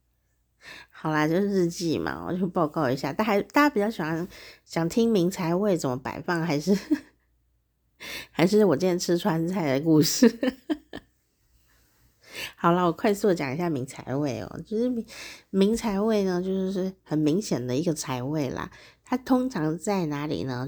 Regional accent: Taichung, Taiwan; 台中是我家乡嘛，哦，台湾台中

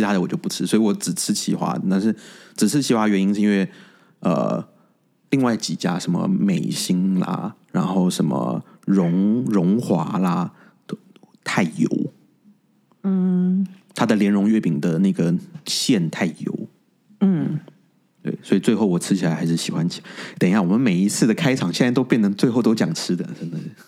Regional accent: Taiwan; 我是台湾人

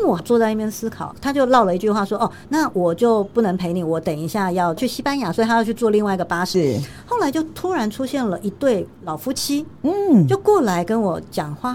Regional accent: Taiwan; 我从台湾来

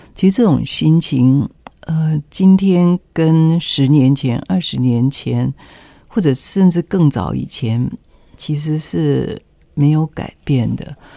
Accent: Taiwan; 我们台湾人

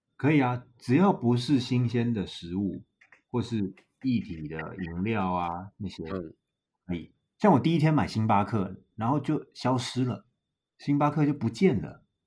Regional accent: Taiwan; 我们台湾人一定有烤肉的习惯吧？

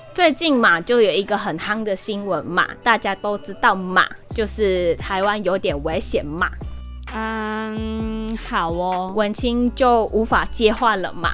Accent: Sabah, Malaysia; also born or lived in Taiwan; 我们是马来西亚的东马人沙巴

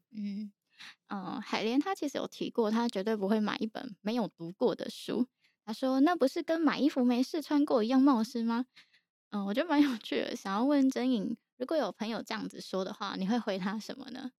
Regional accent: Taiwan; 毕竟我们都是成长于台湾和平年代的人

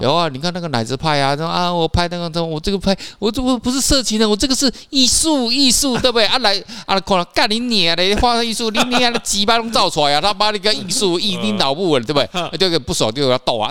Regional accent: Taiwan; 跟一个台湾人住在一起

